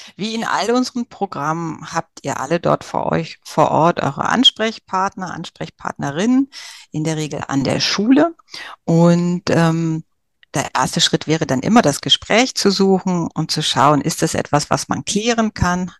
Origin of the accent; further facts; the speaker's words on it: Germany; bei uns in Deutschland